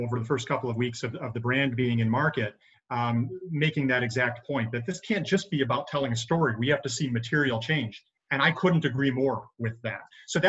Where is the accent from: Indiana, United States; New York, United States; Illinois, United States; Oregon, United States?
New York, United States; Buffalo; moved away as an adult; now in Rochester, United States; I think I'm from Buffalo